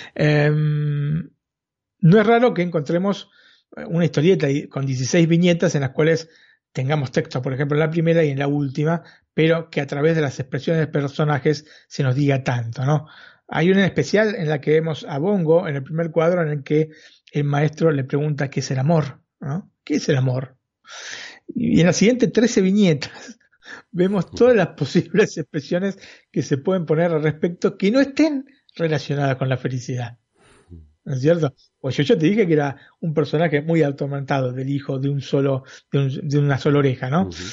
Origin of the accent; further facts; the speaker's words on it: Argentina; siendo argentino